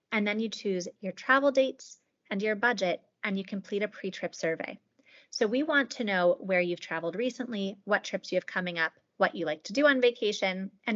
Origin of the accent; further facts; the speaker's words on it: Pittsburgh, Pennsylvania, United States; I'm from Pittsburgh